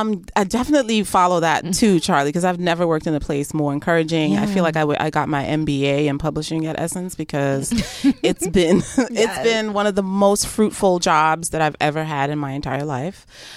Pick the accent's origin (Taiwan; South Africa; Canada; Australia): South Africa; moved away as an adult; I'm from South Africa. I came here, didn't know anybody in media.